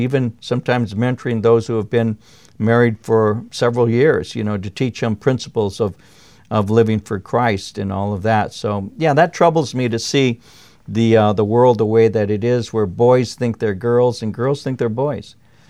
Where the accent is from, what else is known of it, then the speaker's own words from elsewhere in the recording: Norwalk, California, United States; as I grew up in Norwalk, California, in my neighborhood, there were maybe two homes that didn't have dads